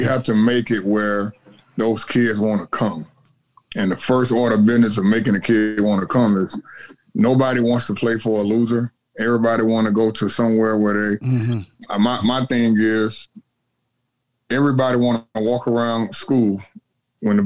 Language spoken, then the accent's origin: English; Atlanta, Georgia, United States; moved away; I'm originally from Atlanta, So it's a bordering state of South Carolina.